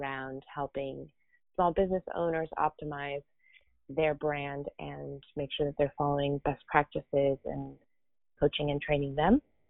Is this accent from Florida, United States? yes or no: no; California, United States; now in Miami, United States; So I came from California to Miami about 9 years ago. This is where I live and work from mainly.